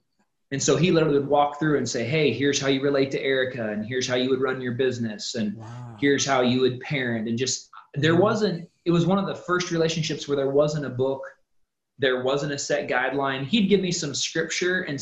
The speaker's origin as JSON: {"language": "English", "region": "Ohio", "country": "United States", "moved": "as an adult", "lives_now": "Tennessee, United States", "said": "we're originally from Ohio, so we moved here to Tennessee"}